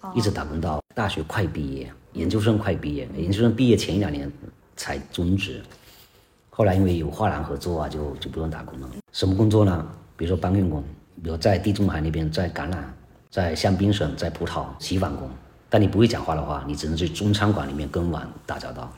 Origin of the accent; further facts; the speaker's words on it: China; 疫情期间呢，我们中国人走的最远的地方